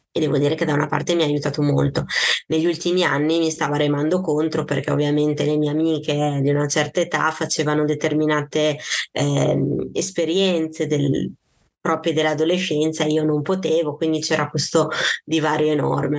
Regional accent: Parma, Emilia-Romagna, Italy; io sono di Parma

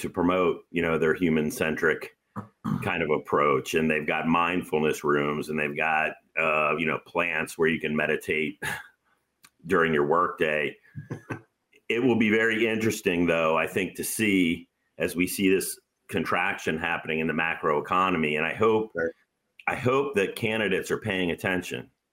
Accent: United States; I'm an American

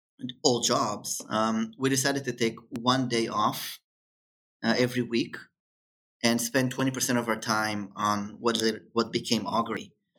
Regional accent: Israel; growing up in Israel or being studying in Israel, it's very similar to kind of being in the Silicon Valley.

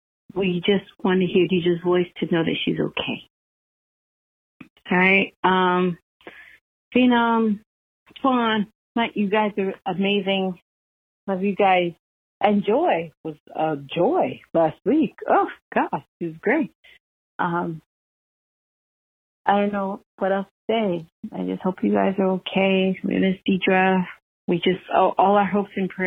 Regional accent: New York City, New York, United States; also born or lived in Westchester County, New York; I'm a New Yorker, like, through and through. But, like, I'm not as hood as the neighborhood that I come from, Harlem

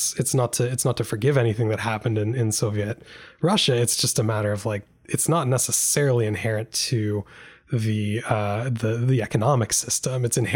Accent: Canada; As a Canadian, just saying that just hurts my soul a little bit.

